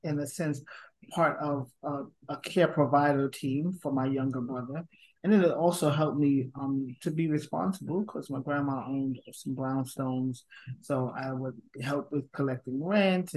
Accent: New York City, New York, United States; Born and raised in Brooklyn, New York, Bed-Stuy to be exact, with my grandma.

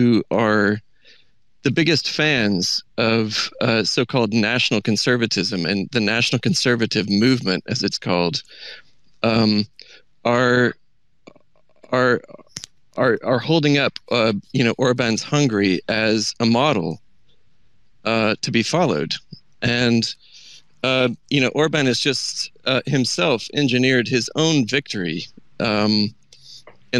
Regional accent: United States; moved away as an adult; now in United Kingdom; as an American

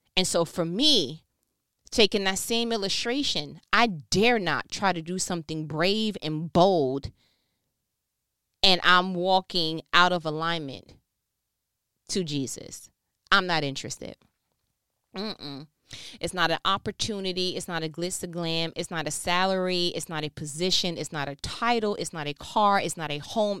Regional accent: New York, United States; moved away as an adult; now in Georgia, United States; born and raised in New York

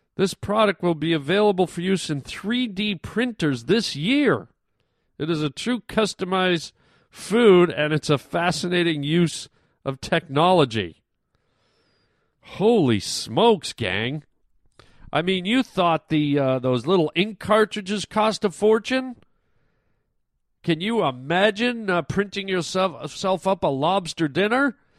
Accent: Toronto, Ontario, Canada; moved away; I'm from Toronto originally

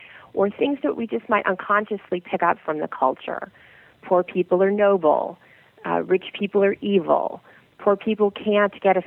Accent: St. Louis, Missouri, United States; I grew up in the Midwest. And and my mother loved to have the air conditioning down to 72 in St. Louis

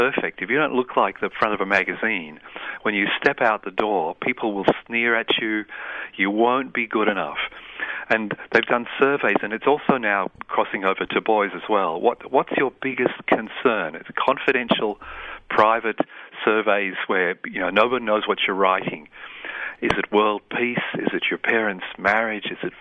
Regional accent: Yorkshire and the Humber, United Kingdom; moved away; also born or lived in New Britain, Papua New Guinea / Calcutta, India; I came from Yorkshire, which was the world capital of negative parenting.

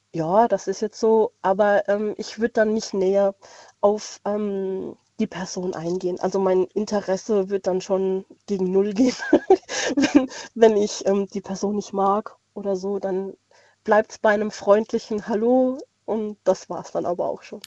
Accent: Landau in der Pfalz, Rhineland-Palatinate, Germany; Ich bin aus Landau in der Pfalz.

